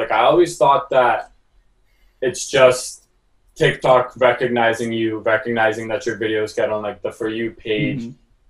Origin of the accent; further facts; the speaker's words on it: Toronto, Ontario, Canada; cause we're from Canada.